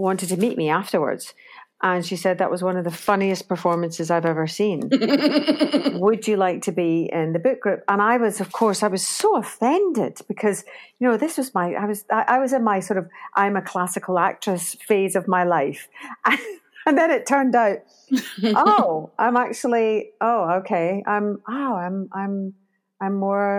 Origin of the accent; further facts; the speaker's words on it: Glasgow, Scotland, United Kingdom; moved away; I started in Glasgow in Scotland, in my hometown